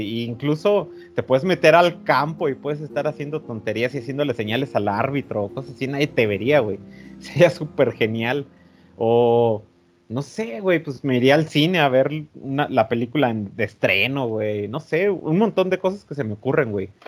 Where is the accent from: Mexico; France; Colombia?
Mexico; somos de México